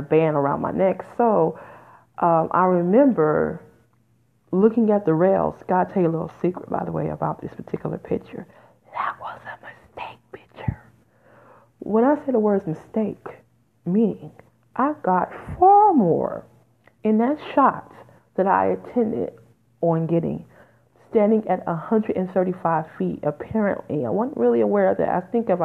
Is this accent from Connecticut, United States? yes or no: no; Detroit, Michigan, United States; moved away; I'm originally from Detroit, Michigan, which is 10 minutes from Windsor, Canada.